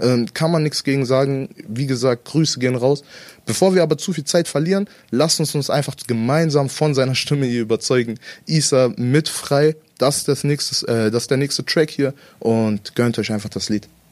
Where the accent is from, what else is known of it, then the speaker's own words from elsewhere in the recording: Salzgitter, Lower Saxony, Germany; wir sind in Salzgitter damals zusammen ja, aufgewachsen